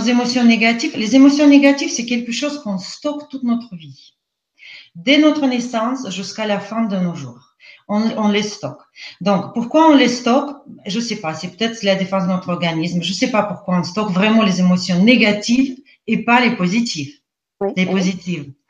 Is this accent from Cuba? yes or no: no; Russia; accent: Russian; French is a second language; moved away as an adult; now in France; je ne suis pas française. Je suis née en Russie, je suis russe. Euh, j'ai passé euh, la plupart de ma vie en Russie, donc d'où mon accent aujourd'hui en français